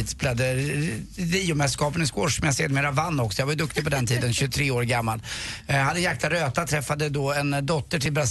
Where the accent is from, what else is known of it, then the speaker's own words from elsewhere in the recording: Sweden; och jag är från Sverige.